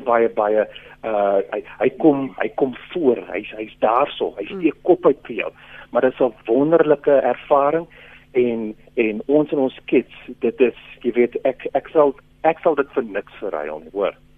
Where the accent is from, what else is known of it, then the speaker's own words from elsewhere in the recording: Western Cape, South Africa; ek kom van die Kaap